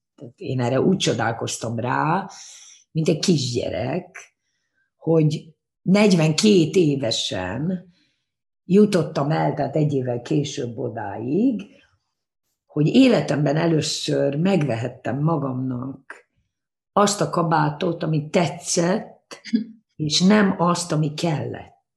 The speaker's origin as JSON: {"language": "Hungarian", "country": "Hungary", "tie": "born or raised there", "also_born_or_lived": "Japan / London / Berlin", "first_language": "Hungarian", "moved": "as an adult", "said": "én abban nőttem fel Magyarországon"}